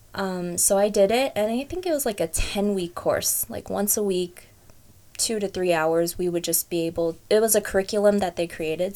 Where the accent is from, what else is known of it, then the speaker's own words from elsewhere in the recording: Fremont, California, United States; also born or lived in Hayward; I was born and raised in Fremont, it's kind of a little bit of a lie, but I was born at Hayward Kaiser